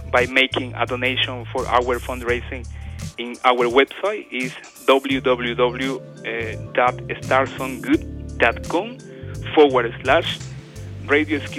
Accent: Guayaquil, Guayas, Ecuador; English is a second language; moved away as an adult; now in Australia; I was born in Guayaquil, Ecuador.

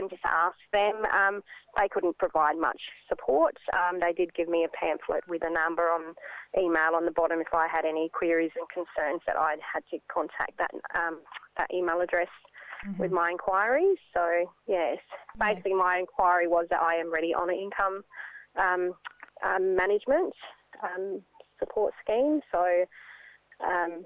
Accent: Ceduna, South Australia, Australia; I'm a young Aboriginal mother born and raised in Ceduna.

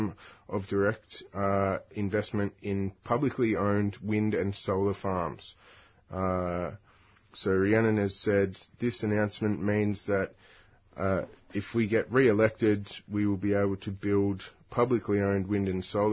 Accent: Newcastle, New South Wales, Australia; my hometown, Newcastle

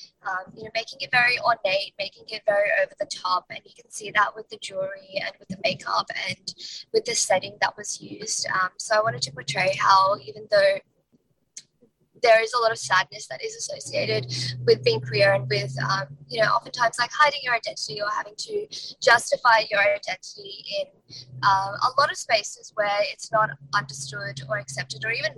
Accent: India; I didn't want to just represent queer Indians, even though I am Indian.

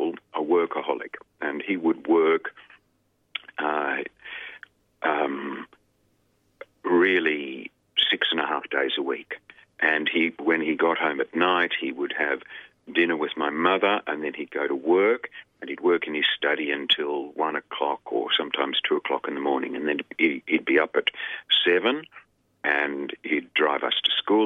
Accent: Melbourne, Victoria, Australia; also born or lived in Sydney; now in Melbourne, Australia; where I grew up was in Melbourne. I was born in a hospital in Richmond that no longer exists, I think. And I grew up in Melbourne.

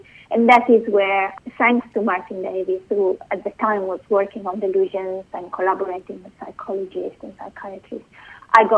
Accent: Bologna, Emilia-Romagna, Italy; moved away as an adult; also born or lived in London / Oxford; I was born in Italy, in Bologna, and I first did my first degree in philosophy there

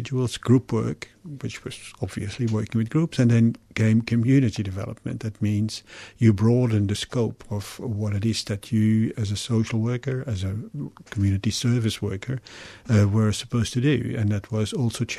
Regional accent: Belgium; moved away as an adult; also born or lived in Congo / Germany; now in Melbourne, Australia; studying social work in Belgium, my home country

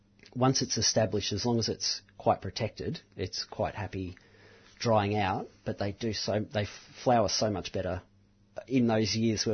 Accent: Mount Macedon, Victoria, Australia; the old garden I grew up in Mount Macedon

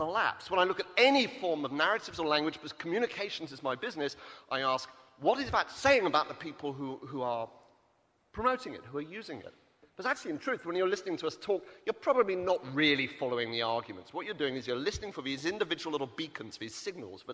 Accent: Wales, United Kingdom; I come from Wales, the land of Heriaeth and Bodlon.

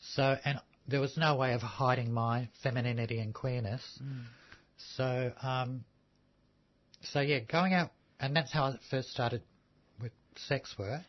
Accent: Melbourne, Victoria, Australia; also born or lived in Sydney; I grew up in the Fitzroy Housing Commission just down the road

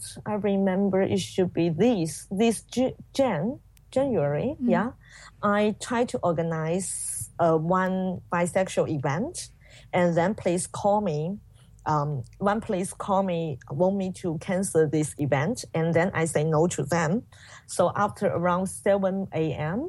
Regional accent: Guangxi, China; English is a second language; moved away; I was sent back to my hometown in Guangxi

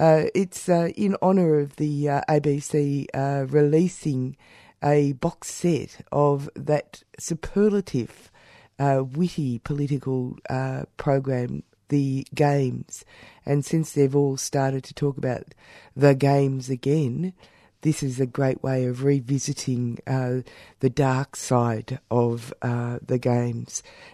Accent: Australia; I'm showing my racist heart, Australian racist heart.

